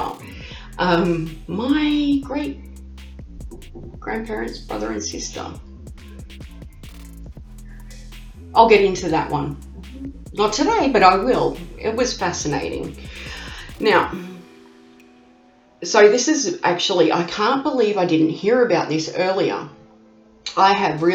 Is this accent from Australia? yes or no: yes; Australia; accent: Bogan; I am an Aussie. You can hear that Aussie accent. I have what they call the Bogan accent